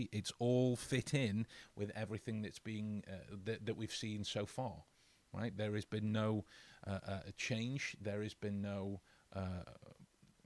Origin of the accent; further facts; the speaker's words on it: England, United Kingdom; as we English folks would say